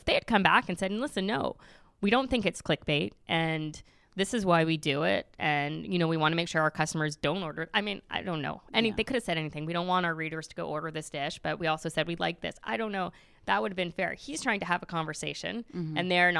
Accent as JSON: {"language": "English", "country": "Canada", "said": "I'm totally Canadian."}